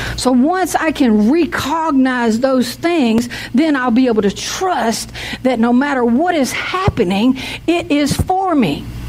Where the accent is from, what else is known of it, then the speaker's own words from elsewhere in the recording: the South, United States; I'm from the South